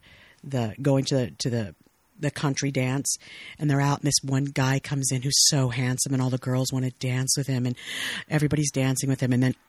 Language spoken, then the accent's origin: English; Fresno, California, United States; I'm from Fresno. Mexican family